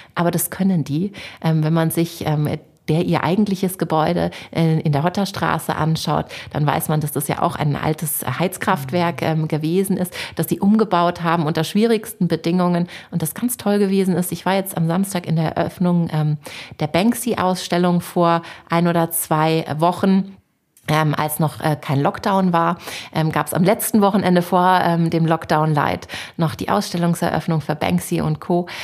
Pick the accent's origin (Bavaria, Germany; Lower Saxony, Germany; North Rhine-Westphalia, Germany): Bavaria, Germany; Munich; ich bin in der Stadt geboren